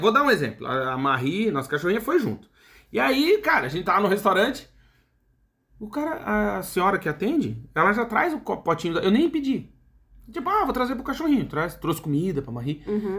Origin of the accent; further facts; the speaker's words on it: Brazil; moved away; Eu tô falando aqui como brasileiro